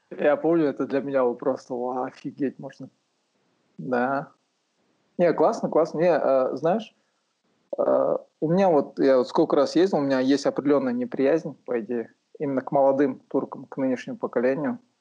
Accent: Aksay, West Kazakhstan Region, Kazakhstan; moved away as an adult; also born or lived in Aktau, Kazakhstan / Almaty, Kazakhstan; я родился в Ахтау, получается, но э, вырос в Уральске, в Ахсае городке. Там вырос, там школу окончил

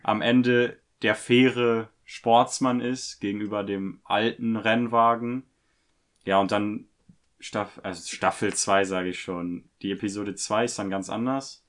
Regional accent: Germany; wir als Deutsche

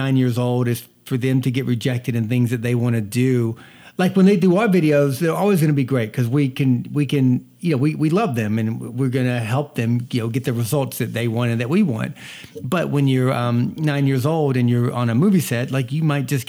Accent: Georgia, United States; now in Boston, United States; I was born and raised in the South. So, quick story about that. When I moved from the South to Boston, I moved from North Georgia, where they filmed Deliverance

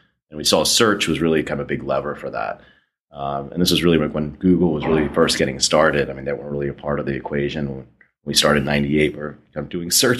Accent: Wilmington, Delaware, United States; I grew up in Wilmington, Delaware. We didn't really have any mountains.

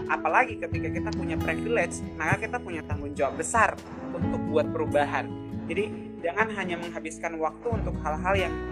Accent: Papua, Indonesia; saya, saya sebagai anak Papua sangat tidak setuju dengan apapun itu siapapun dia yang melakukan itu

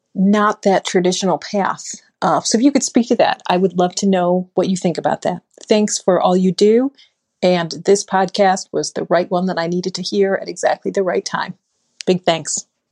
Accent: Buffalo, New York, United States; now in Minneapolis, United States; growing up in Buffalo, New York

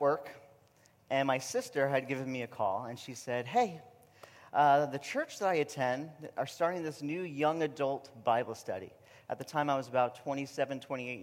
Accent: New York, United States; accent: New York; moved away as an adult; my New York accent

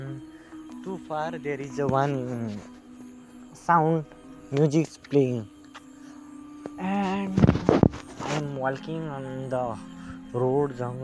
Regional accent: Nepal; also born or lived in India; I was born in India, and when at the age of seven years, I came in Nepal to live here forever.

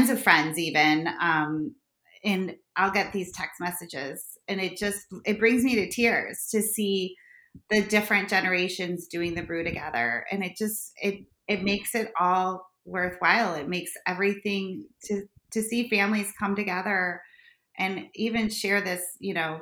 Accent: Chicago, Illinois, United States; accent: harsh Chicago; my harsh Chicago accent

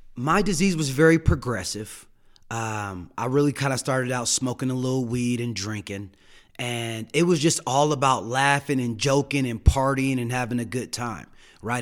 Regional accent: Denver, Colorado, United States; also born or lived in Saint Louis, Missouri; I grew up here in Denver, Colorado. I was born in Saint Louis, Missouri

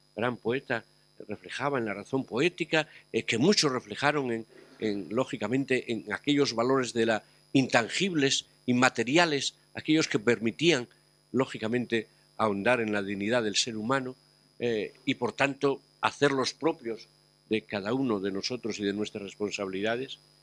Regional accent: Asturias, Spain; en mi tierra, Asturias

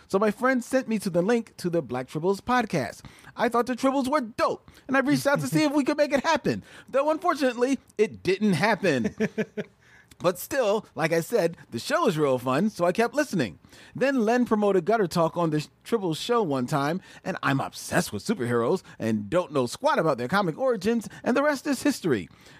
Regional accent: Philadelphia, Pennsylvania, United States; moved away as an adult; now in Los Angeles, United States; First of all, I'm from Philly and moved to L.A. to work in the business.

